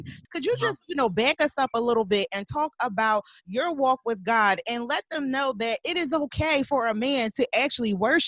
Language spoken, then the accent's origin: English; Philadelphia, Pennsylvania, United States; He's actually from my hometown.